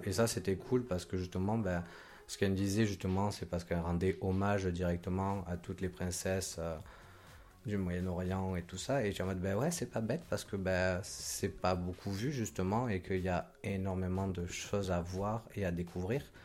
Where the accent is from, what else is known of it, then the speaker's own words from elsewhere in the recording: Côte d’Ivoire; now in Lyon, France; je viens de Côte d'Ivoire